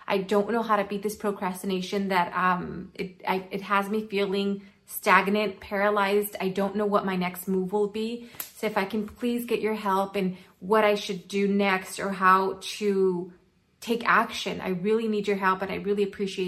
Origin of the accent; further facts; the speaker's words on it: Altadena, California, United States; I am from California, from the city of Altadena.